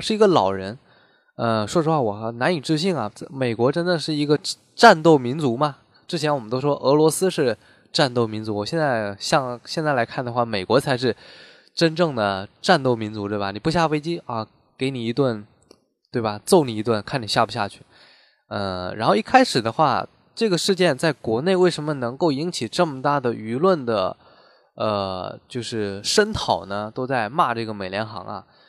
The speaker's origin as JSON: {"language": "Chinese", "country": "China", "said": "我们中国人"}